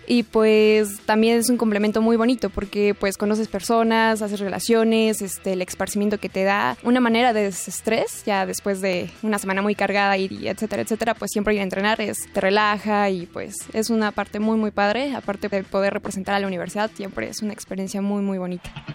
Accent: Mexico City, Mexico; Yo nací en la Ciudad de México el 10 de julio de 1996

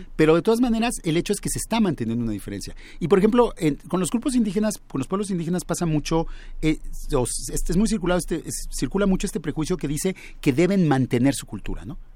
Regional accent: Mexico; los mexicanos debíamos todos hablar español

